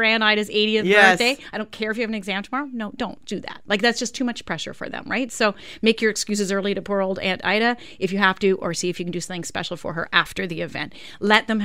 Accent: Winnipeg, Manitoba, Canada; moved away; I grew up in Winnipeg, so I didn't have grade 13

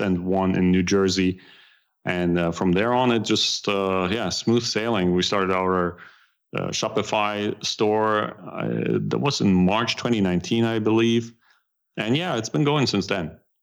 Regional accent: Germany; accent: German; English is a second language; moved away as an adult; now in United States; I still try to keep a little bit of my German accent.

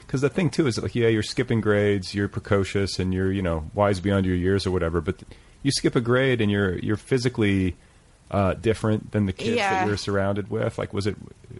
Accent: Indiana, United States; I grew up in Indiana.

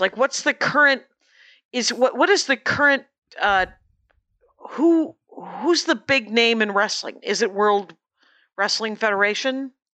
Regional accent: South Milwaukee, Wisconsin, United States; my hometown

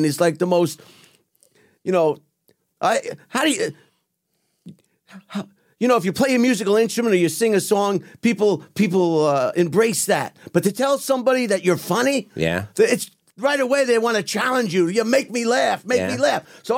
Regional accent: Long Island, New York, United States; moved away as an adult; now in Los Angeles, United States; I'm from Long Island

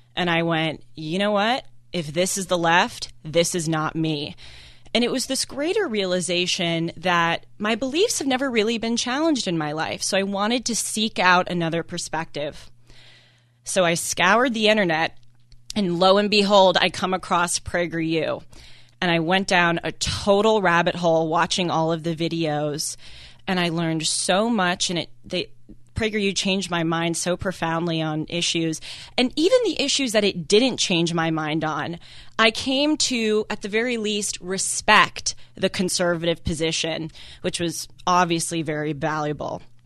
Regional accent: Los Angeles, California, United States; growing up in Los Angeles, going to very liberal schools

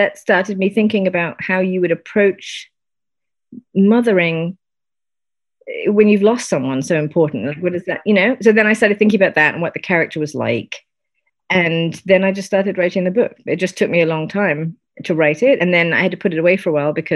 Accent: United Kingdom; I'm British.

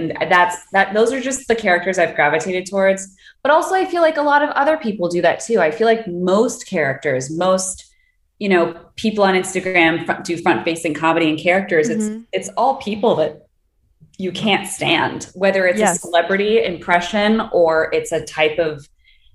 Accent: Los Angeles, California, United States; I grew up

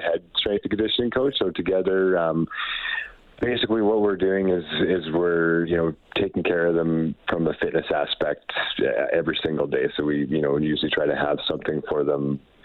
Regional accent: northern Manitoba, Canada; moved away as an adult; also born or lived in Camrose, Alberta; now in Edmonton, Canada; I am from a really small town in northern Manitoba where I grew up and played junior hockey out there

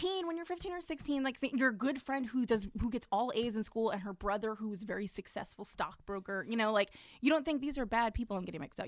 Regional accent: New York City, New York, United States; me too, from Brooklyn

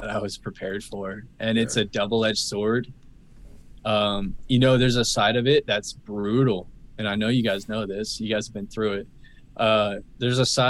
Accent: Phoenix, Arizona, United States; moved away as an adult; now in San Diego, United States; We grew up in Arizona in Phoenix

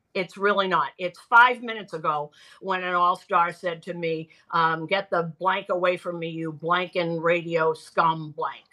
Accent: Boston, Massachusetts, United States; I'm from Boston

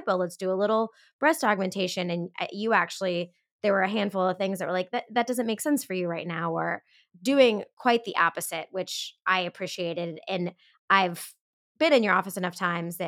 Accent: Indianapolis, Indiana, United States; I'm from Indianapolis

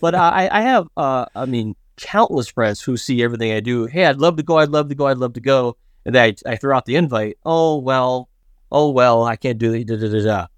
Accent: United States; as an American

